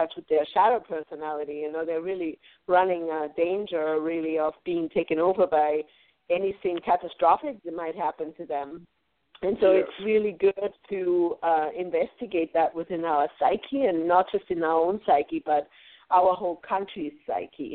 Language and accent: English; Munich, Bavaria, Germany; moved away; also born or lived in Paris / London; I was born in Munich and lived in Paris and London